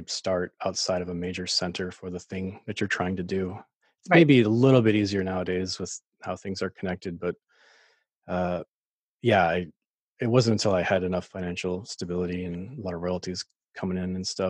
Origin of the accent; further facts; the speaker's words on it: Maine, United States; moved away as an adult; also born or lived in Nashville, Tennessee; I'm from Maine originally, so I came back